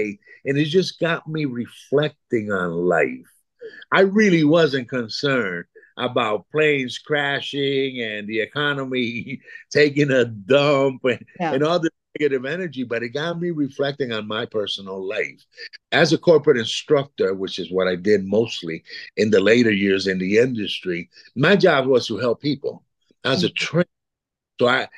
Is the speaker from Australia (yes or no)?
no; East Coast, United States; also born or lived in Puerto Rico; I was born in Puerto Rico. I'm 67 years old as of late last year, raised in the East Coast for the most part, but I've lived all over the United States, mostly with my corporate job.